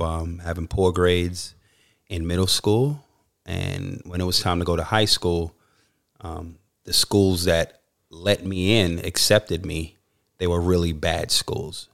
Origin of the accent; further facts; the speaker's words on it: New York City, New York, United States; moved away as an adult; now in Australia; growing up in New York City